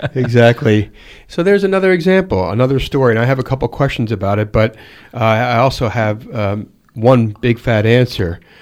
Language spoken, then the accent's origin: English; Pennsylvania, United States; now in Dallas, United States; I'm from Pennsylvania. We use numbers in Pennsylvania